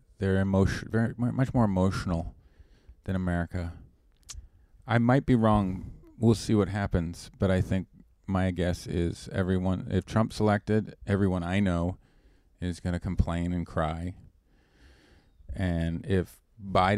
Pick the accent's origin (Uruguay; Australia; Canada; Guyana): Canada; moved away; I'm a Canadian